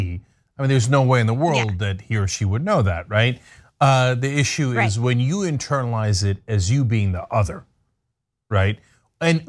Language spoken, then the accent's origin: English; United States; also born or lived in southeastern Turkey; when I was a kid growing up in America